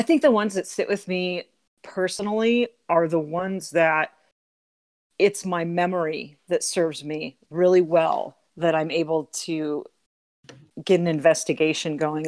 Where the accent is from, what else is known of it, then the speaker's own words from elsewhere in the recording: Southern California, United States; moved away as an adult; now in Aurora, United States; I'm from Southern California